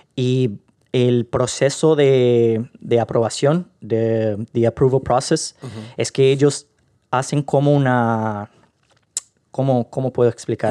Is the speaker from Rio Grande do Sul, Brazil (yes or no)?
no; Rio de Janeiro, Brazil; Spanish is a second language; moved away as an adult; now in Ireland; soy del Río de Janeiro.